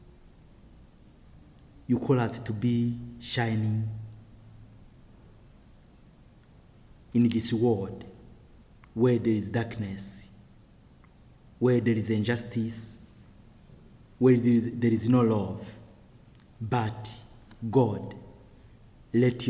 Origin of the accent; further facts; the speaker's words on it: Burundi; I am from the Hutu tribes of Burundi